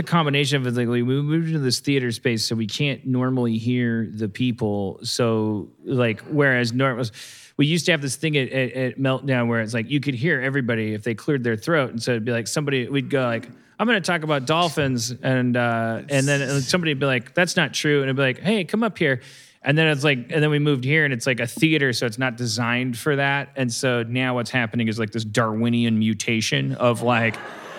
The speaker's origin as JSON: {"language": "English", "region": "Minnesota", "country": "United States", "said": "I'm from Minnesota."}